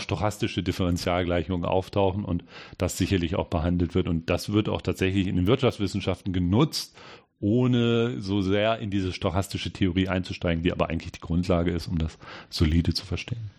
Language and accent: German; Hanover, Lower Saxony, Germany; moved away as an adult; also born or lived in Ulm / Great Britain; Ich komme eigentlich aus Hannover